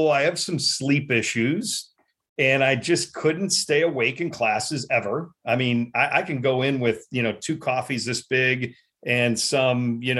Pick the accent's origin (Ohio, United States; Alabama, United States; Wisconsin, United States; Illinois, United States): Illinois, United States; Chicago; also born or lived in New York; I grew up right in Chicago, but right next to like Norridge and Schiller Park.